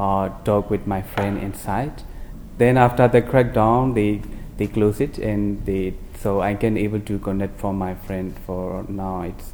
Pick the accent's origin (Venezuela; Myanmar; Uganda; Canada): Myanmar; Yeah, I'm from Burma and I've been working as a journalist for more than 7 years.